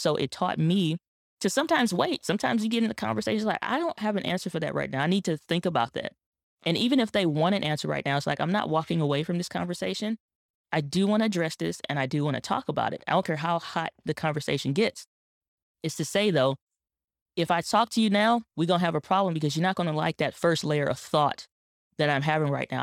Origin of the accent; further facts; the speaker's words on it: St. Louis, Missouri, United States; my hometown in Saint Louis, Missouri